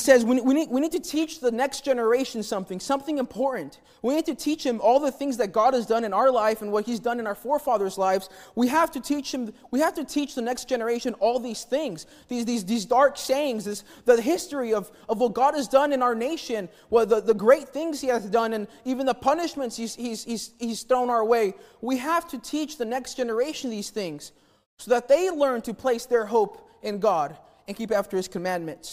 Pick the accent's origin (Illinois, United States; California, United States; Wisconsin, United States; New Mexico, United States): New Mexico, United States; Albuquerque; I grew up in New Mexico in Albuquerque in a place called the War Zone.